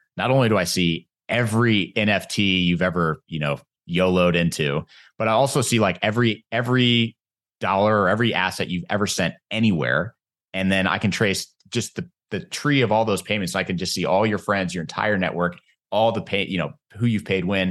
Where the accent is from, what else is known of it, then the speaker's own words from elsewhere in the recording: United States; as an American